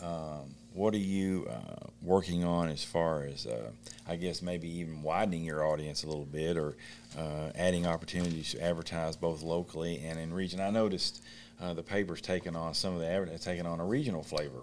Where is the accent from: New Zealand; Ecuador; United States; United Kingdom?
United States; Beattyville, Kentucky; moved away; I'm from Beattyville, Kentucky.